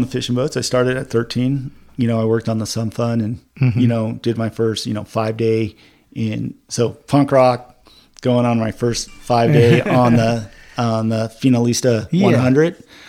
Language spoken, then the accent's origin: English; Dana Point, California, United States; also born or lived in Redondo Beach, California / Huntington Harbor, California; I grew up in Dana Point. I was born in Redondo Beach, but I know, you know, I spent a lot of time in Redondo Beach, King Harbor.